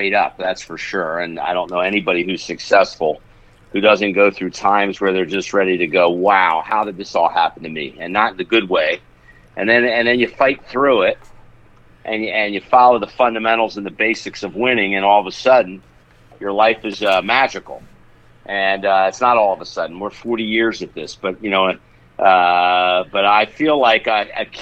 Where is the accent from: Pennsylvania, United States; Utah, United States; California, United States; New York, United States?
Pennsylvania, United States; Philadelphia; moved away as an adult; also born or lived in Tampa, Florida; I was from Philly